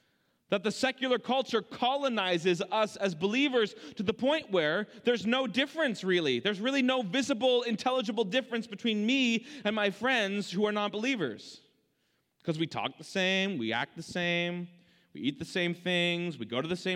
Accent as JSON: {"language": "English", "country": "Canada", "tie": "born there", "said": "I was born in Canada, so I was, or still, maybe still am, a Canadian and American citizen."}